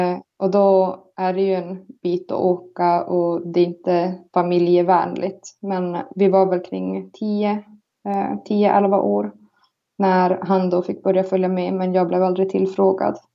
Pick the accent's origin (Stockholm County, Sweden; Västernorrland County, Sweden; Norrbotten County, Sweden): Norrbotten County, Sweden; Karesuando; also born or lived in Palojoensuu, Finland; now in Väddö, Sweden; jag är från Karesuando. Eh, född i Finland, i Palojoensu. Och så flyttade vi till svenska sidan